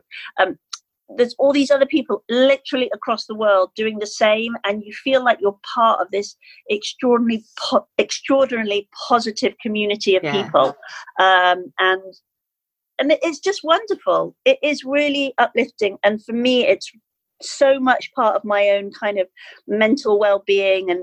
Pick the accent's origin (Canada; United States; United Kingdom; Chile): United Kingdom; Skipton, Yorkshire and the Humber; I arrived into my hometown of Skipton